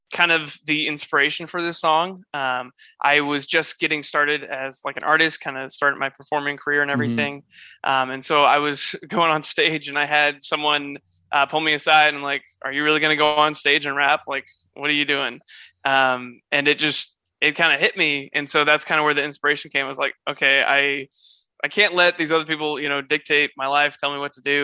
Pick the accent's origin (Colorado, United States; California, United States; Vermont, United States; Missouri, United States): Missouri, United States; St. Louis; moved away; we growing up in St. Louis